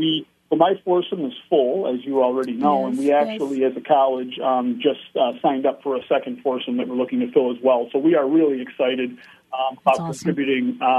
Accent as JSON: {"language": "English", "town": "Buffalo", "region": "New York", "country": "United States", "tie": "born or raised there", "lives_now": "Rochester, United States", "said": "I was born and raised in Buffalo and have spent many years now in Rochester"}